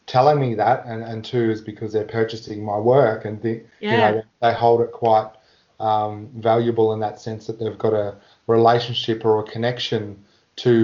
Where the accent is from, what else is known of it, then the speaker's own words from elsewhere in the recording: Warrnambool, Victoria, Australia; I grew up in Warrnambool, and as a young fellow I got to get into the Aboriginal dancing